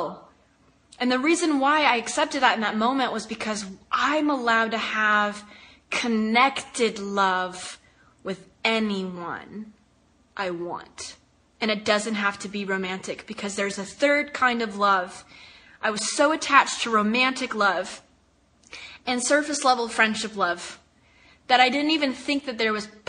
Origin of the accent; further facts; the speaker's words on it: the South, United States; I was raised in the South